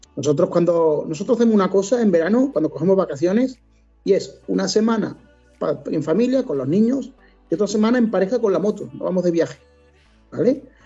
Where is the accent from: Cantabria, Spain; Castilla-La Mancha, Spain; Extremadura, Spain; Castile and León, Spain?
Extremadura, Spain; Cáceres; now in Córdoba, Spain; yo soy de Cáceres, aunque vivo en Córdoba, soy de Cáceres. Y tengo allí mi madre